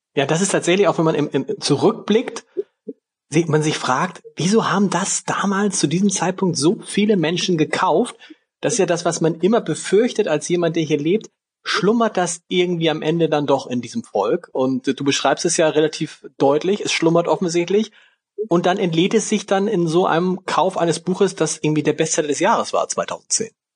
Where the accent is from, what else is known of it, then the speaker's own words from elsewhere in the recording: Hamburg, Germany; Als Hamburger in Schleswig-Holstein.